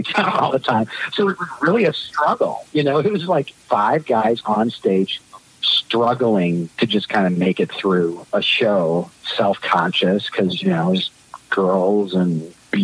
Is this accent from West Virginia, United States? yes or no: no; Michigan, United States; we're from Michigan